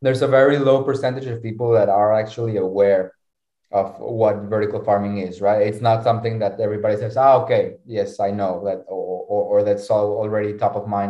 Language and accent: English; Mexico; now in Lisbon, Portugal; I'm originally from Mexico, right? Our farm is in Lisbon